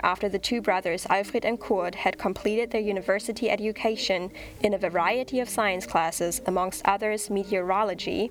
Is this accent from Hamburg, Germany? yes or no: no; Berlin, Germany; now in Australia; originally, I'm from Berlin, Germany.